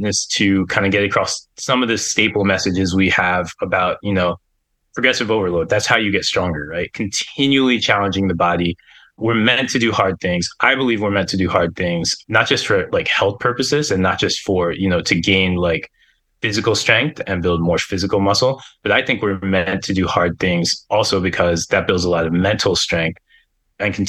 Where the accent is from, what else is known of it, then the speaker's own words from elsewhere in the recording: Pennsylvania, United States; I grew up in Pennsylvania